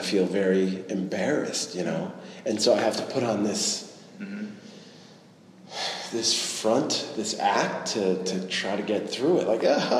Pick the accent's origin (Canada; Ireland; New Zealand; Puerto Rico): Ireland; Being a creative, being Irish.